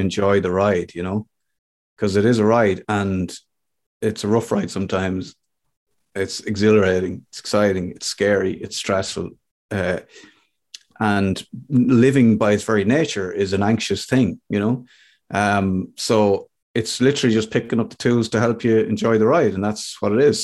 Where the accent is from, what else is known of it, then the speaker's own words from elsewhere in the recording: Ireland; I'm an Irish guy